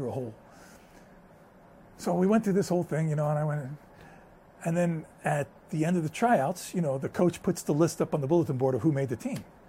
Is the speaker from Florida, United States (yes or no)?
no; New York City, New York, United States; first language Spanish; English is a second language; I was born and raised in a small apartment in New York City